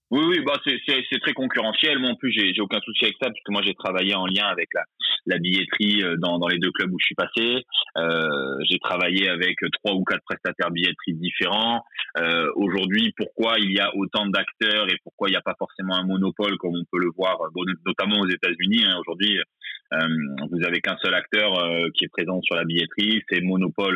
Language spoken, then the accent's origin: French; Bordeaux, Nouvelle-Aquitaine, France; j'ai 34 ans, euh, je suis bordelais